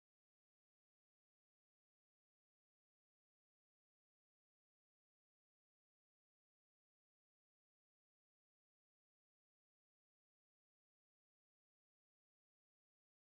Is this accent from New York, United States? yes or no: yes; New York, United States; I'm from New York